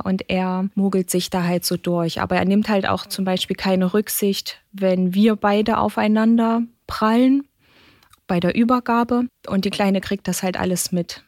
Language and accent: German; Germany; bei uns in Deutschland